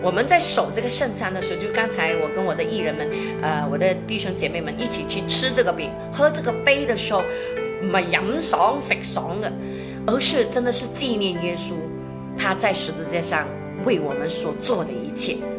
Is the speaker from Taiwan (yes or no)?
no; China; 那这也是我们中国人的传统，就是哎，我们呃见到朋友啊，或者有客人远方来啊